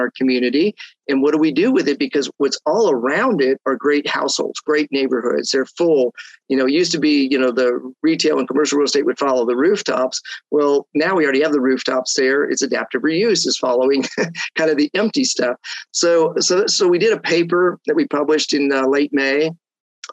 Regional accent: Denver, Colorado, United States; I grew up in Denver.

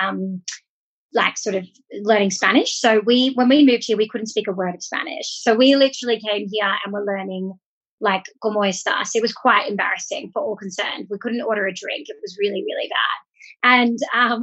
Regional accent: Australia; moved away as an adult; also born or lived in United States; now in Mexico; I am originally from Australia, but moved to the States in 2015, did a master's in the States

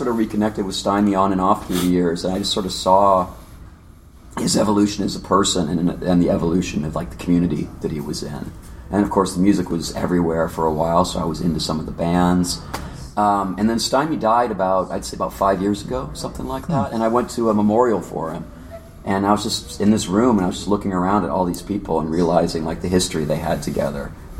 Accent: San Diego, California, United States; Well, I'm from San Diego.

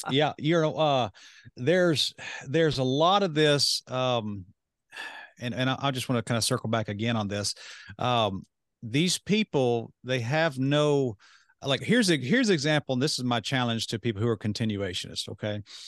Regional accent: United States; I'm sitting there as an American

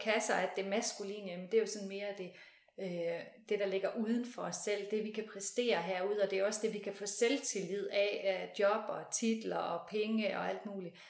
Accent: West Jutland, Central Denmark Region, Denmark; Nu er jeg ude fra Vestjylland

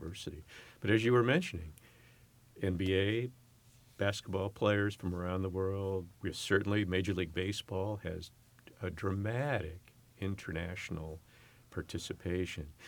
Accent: San Francisco Bay Area, California, United States; moved away as an adult; also born or lived in Upper Peninsula, Michigan; now in San Francisco, United States; I'm born and raised in the San Francisco, Oakland Bay Area

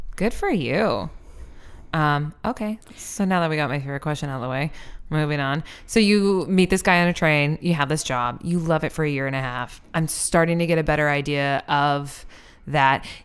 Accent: Iowa, United States; also born or lived in Seattle, Washington; now in Philadelphia, United States; Iowa, where I, like, grew up a bunch

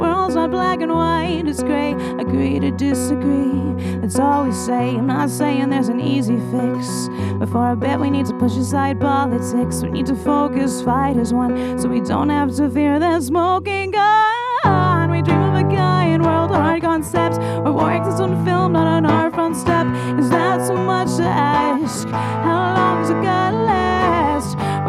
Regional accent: Royalton, Vermont, United States; Yeah, so I grew up in Royalton, Vermont, which is about an hour away, central Vermont, and I've just been singing forever.

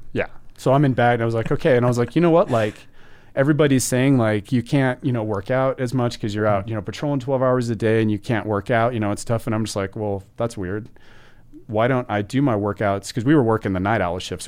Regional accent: Utah, United States; I grew up in Utah

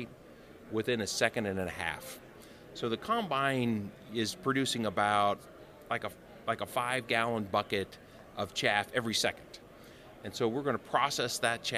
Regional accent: Ohio, United States; I'm from Ohio

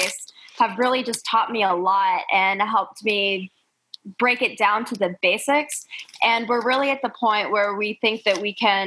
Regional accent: Raleigh, North Carolina, United States; I'm from Raleigh

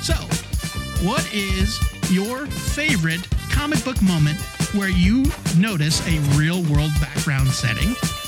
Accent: Ireland; As an Irish person, I am offended for all Irish people.

